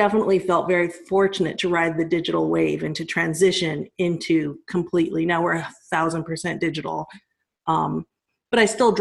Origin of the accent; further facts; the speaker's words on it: Colorado, United States; moved away; I'm from Colorado